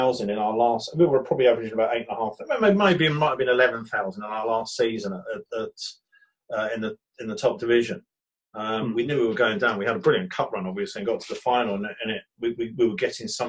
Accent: Brighton, South East England, United Kingdom; born or raised there

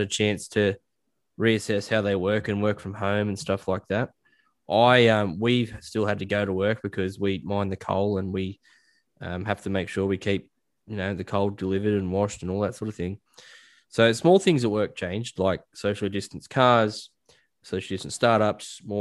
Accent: Australia; especially in Australia, like as an Australian man, you're raised to say things like "she'll be right,"

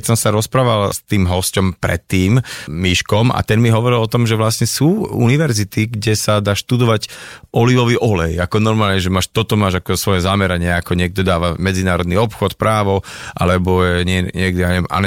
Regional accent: Nitra, Nitra Region, Slovakia; Ja teda pochádzam z Nitry.

